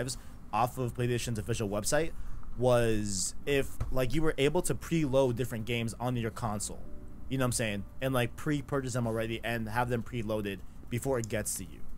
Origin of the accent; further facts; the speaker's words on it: New York City, New York, United States; we're all from New York